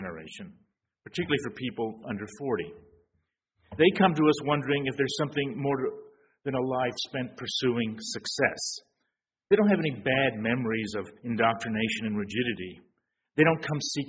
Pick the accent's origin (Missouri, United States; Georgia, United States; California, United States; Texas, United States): Texas, United States; San Antonio; moved away as an adult; I grew up in San Antonio, though I left at the age of 18